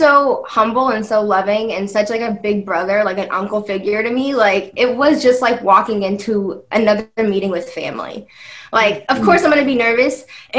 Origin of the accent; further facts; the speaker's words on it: Kansas City, Missouri, United States; I'm from Kansas City.